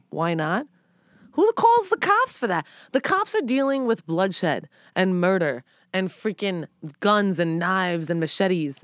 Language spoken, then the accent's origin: English; New York City, New York, United States; born or raised there